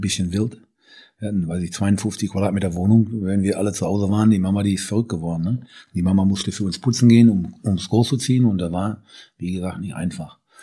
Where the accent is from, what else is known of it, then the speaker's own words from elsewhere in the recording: Bochum, North Rhine-Westphalia, Germany; ich komme aus Bochum